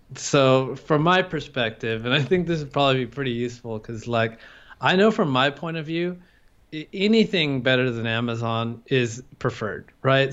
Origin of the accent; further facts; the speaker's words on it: California, United States; moved away as an adult; now in Thailand; I'm an American. I'm from California